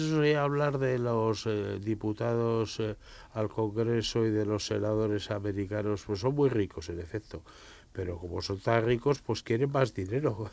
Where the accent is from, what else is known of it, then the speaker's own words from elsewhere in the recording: Burgos, Castile and León, Spain; yo soy de Burgos